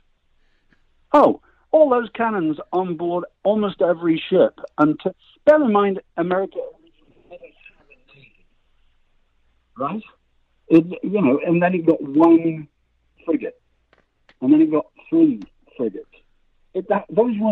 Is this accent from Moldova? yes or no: no; United Kingdom; now in United States